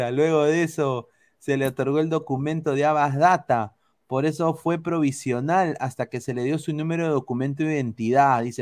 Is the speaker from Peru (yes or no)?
yes; Peru; obviamente pues, somos peruanos.